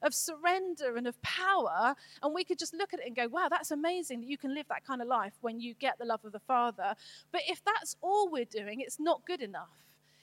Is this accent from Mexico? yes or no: no; United Kingdom; I'm British